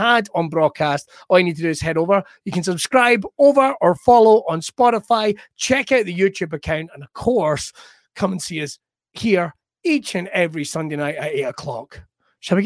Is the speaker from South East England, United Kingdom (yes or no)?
no; West Coast, Scotland, United Kingdom; I'm from the West Coast